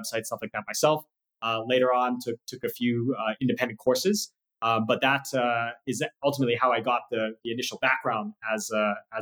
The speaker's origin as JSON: {"language": "English", "town": "Camarillo", "region": "California", "country": "United States", "tie": "born or raised there", "said": "I was born and raised in Camarillo, California, which is in Ventura County, about an hour north of LA."}